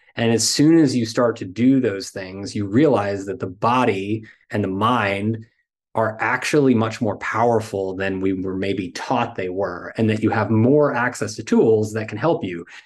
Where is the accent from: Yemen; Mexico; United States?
United States; as American men